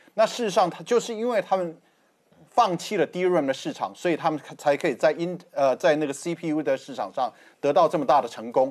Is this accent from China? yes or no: no; Taiwan; 都出生台南。